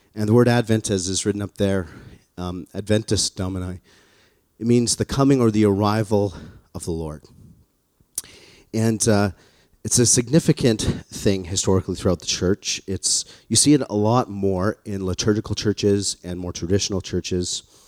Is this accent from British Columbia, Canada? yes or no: no; Calgary, Alberta, Canada; born or raised there; moved away